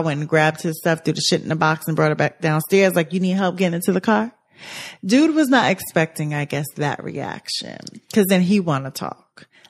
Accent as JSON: {"language": "English", "region": "New York", "country": "United States", "said": "I'm from New York."}